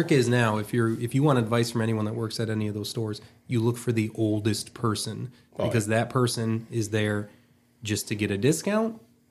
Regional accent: Ray Township, Michigan, United States; also born or lived in New Baltimore, Michigan; So I grew up in Ray Township, but I lived in New Baltimore for.

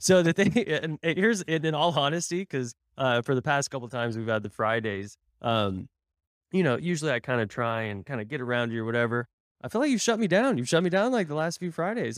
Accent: Tulsa, Oklahoma, United States; moved away; my hometown of Tulsa

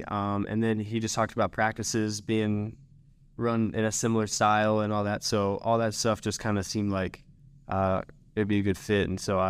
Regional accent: Frisco, Texas, United States; So I am from Frisco, Texas. I went to Frisco Independence High School for 3 years, and then senior year I moved to Prosper.

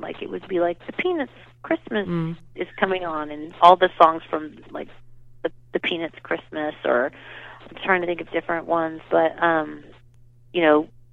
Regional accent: Southern California, United States; growing up in California, it's fun because you can go up to Big Bear

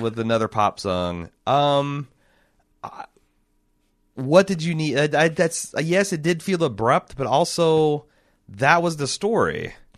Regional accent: Indiana, United States; we grew up in Indiana

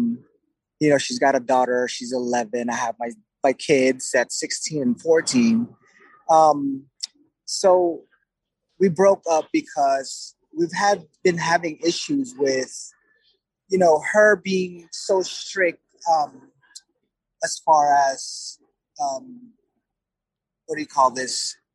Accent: Oxnard, California, United States; I'm actually from Oxnard, California.

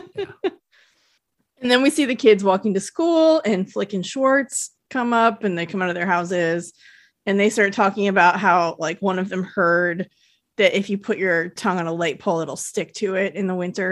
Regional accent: United States; Lake Tahoe didn't really have big department stores

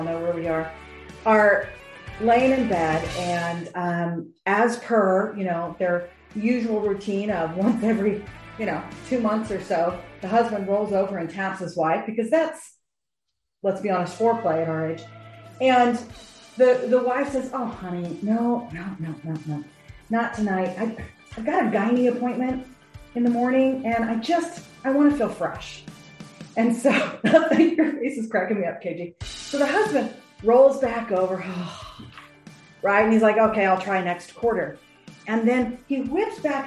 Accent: Cedar Rapids, Iowa, United States; moved away; I grew up in Iowa

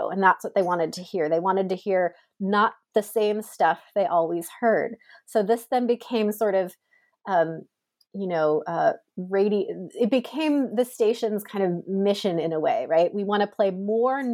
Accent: United States; as an American

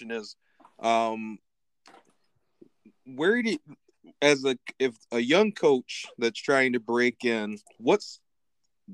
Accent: Lansing, Michigan, United States; I grew up in Lansing

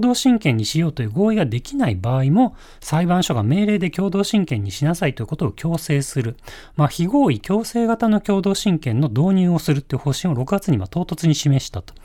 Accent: Yokohama, Kanagawa, Japan; 横浜出身で、えー、大学も東京で

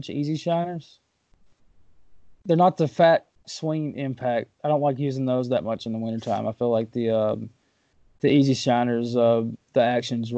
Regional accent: Waverly, Tennessee, United States; I'm from Waverly

